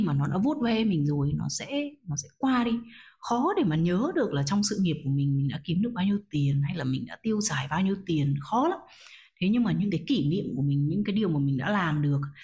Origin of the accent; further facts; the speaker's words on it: Vietnam; mình là một người Việt Nam